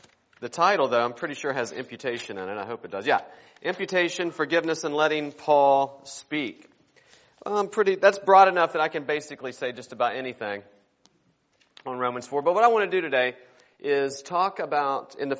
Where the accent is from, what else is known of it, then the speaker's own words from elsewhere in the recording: West Virginia, United States; I am originally from West Virginia. My wife is too. We grew up there together in the same church